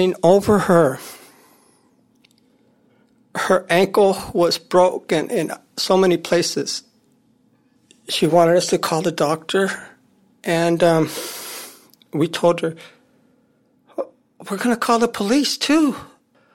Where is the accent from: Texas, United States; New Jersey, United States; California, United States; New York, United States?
California, United States; San Francisco; also born or lived in Modesto, California; After that, I grew up in San Francisco